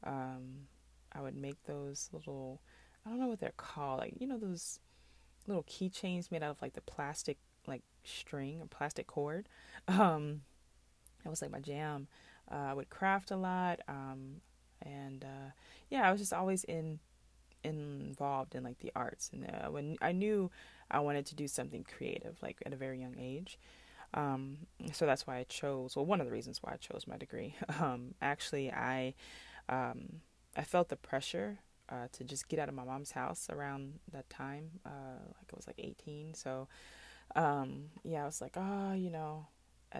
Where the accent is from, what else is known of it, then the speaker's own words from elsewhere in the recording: Mississippi, United States; also born or lived in Bolingbrook, Illinois; I am from Bolingbrook, Illinois, originally. I was born there. I moved to Mississippi around age 4